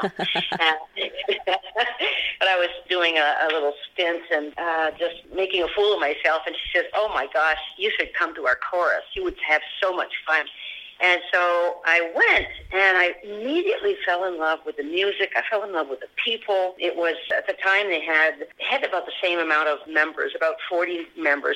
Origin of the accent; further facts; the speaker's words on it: Sherbrooke, Quebec, Canada; moved away as an adult; also born or lived in Halifax / Toronto; now in Pennsylvania, United States; I grew up in Sherbrooke, Quebec.